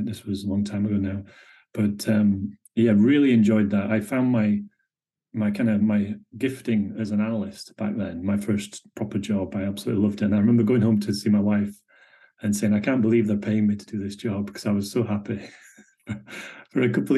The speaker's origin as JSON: {"language": "English", "region": "Yorkshire and the Humber", "country": "United Kingdom", "also_born_or_lived": "Edinburgh, Scotland / Dundee, Scotland / Aberdeen, Scotland", "moved": "as an adult", "lives_now": "Scotland", "said": "I'm originally a Yorkshireman, came up to Scotland to study."}